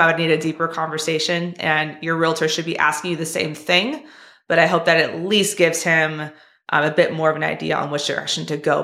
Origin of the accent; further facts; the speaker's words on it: California, United States; I'm from California too